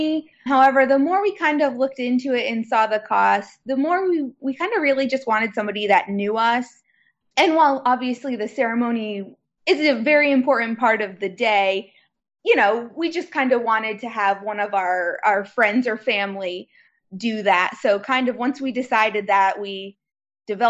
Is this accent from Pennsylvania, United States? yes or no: yes; Pennsylvania, United States; we're from Pennsylvania